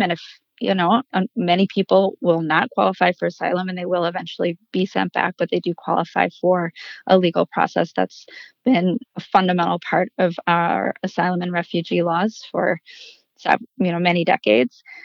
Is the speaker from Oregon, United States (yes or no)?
no; Madison, Wisconsin, United States; moved away as an adult; now in El Paso, United States; I'm originally from Madison, Wisconsin